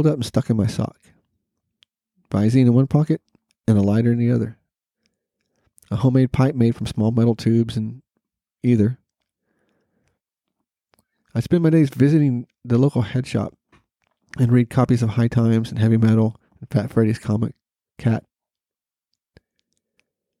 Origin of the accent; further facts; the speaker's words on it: Norman, Oklahoma, United States; my hometown of NORML, Oklahoma